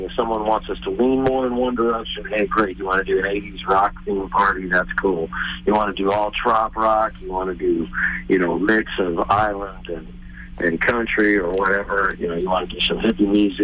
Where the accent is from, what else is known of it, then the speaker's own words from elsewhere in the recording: Fenton, Michigan, United States; moved away; also born or lived in Cass City, Michigan; I actually was born in Cass City, but I grew up in Fenton, all the way K through 12 in Fenton.